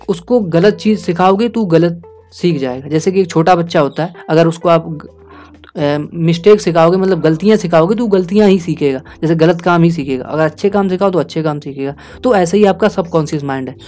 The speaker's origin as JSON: {"language": "Hindi", "country": "India", "said": "क्योंकि देखिए हम इंडिया से हैं और हम इंडियन ऑडियंस को ये सब सुना रहे हैं"}